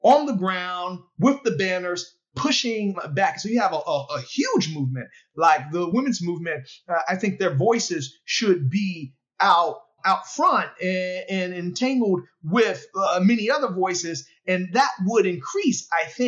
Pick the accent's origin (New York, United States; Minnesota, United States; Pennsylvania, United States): Pennsylvania, United States; Philadelphia; In Philadelphia, in my hometown